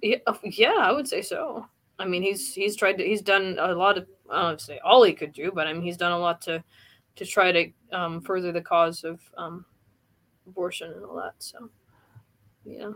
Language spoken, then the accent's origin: English; Indiana, United States; here in actually Indiana, my my home state